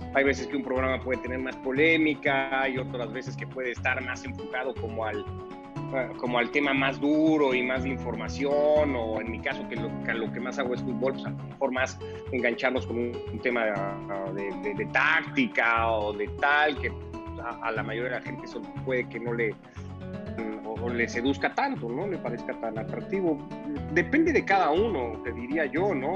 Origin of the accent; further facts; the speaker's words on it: Mexico; Yo, ya nací en México, igual que mi hermana